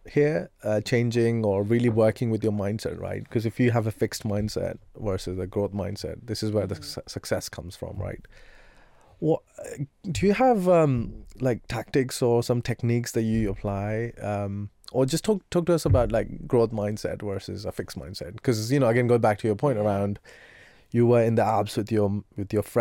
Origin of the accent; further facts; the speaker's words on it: India; So I grew up in India and we did not have Brussels